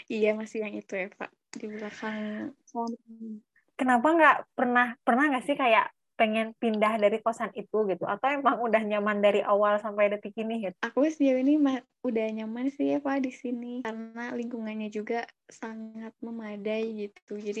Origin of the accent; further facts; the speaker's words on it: Lembang, West Java, Indonesia; Mohon maaf, aku bukan orang Bandung, Lembang tempatnya